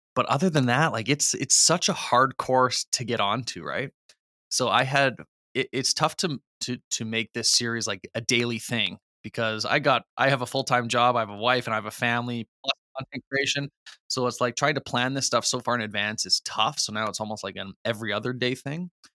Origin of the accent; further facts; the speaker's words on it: Canada; being Canadian